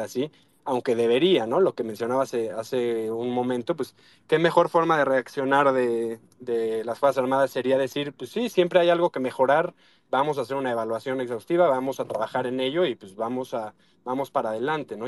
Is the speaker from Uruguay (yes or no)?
no; Mexico; soy mexicano como todos nosotros